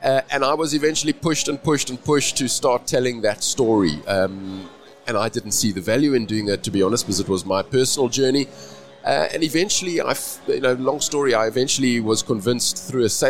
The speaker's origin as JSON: {"language": "English", "town": "Cape Town", "region": "Western Cape", "country": "South Africa", "said": "I'm from Cape Town, South Africa"}